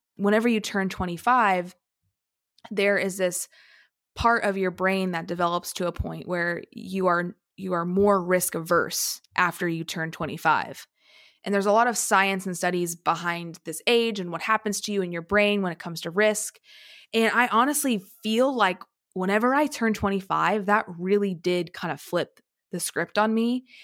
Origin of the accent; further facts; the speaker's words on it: small town in Southern Illinois, United States; I went to college thirty minutes away from my hometown